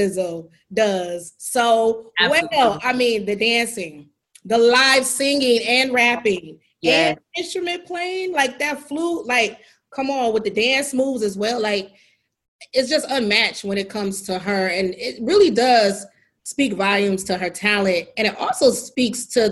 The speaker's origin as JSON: {"language": "English", "town": "Detroit", "region": "Michigan", "country": "United States", "tie": "born or raised there", "said": "my hometown, Detroit, somewhere in Michigan"}